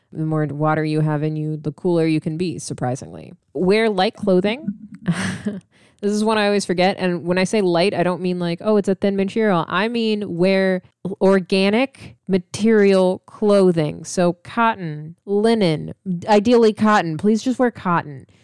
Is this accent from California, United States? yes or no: no; Missouri, United States; also born or lived in Illinois / Atlanta, Georgia; now in Texas, United States; I'm from Missouri, and I grew up in Illinois and Missouri